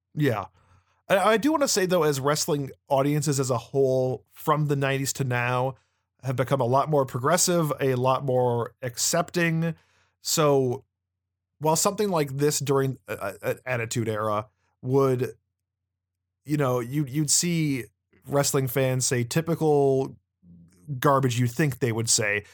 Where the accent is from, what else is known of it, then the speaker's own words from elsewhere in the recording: United States; as an American